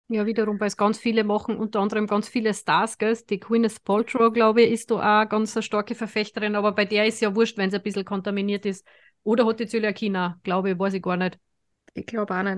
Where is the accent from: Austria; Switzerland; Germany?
Austria; als Österreicher